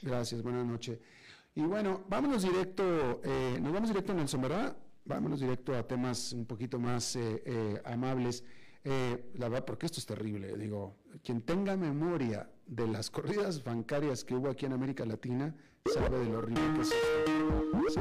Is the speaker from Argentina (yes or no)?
no; Monterrey, Nuevo León, Mexico; Yo soy de Monterrey